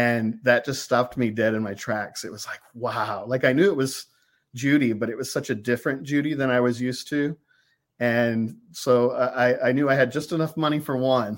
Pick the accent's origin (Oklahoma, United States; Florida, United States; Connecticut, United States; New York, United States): Oklahoma, United States; Cordell; my little hometown of Cordell, Oklahoma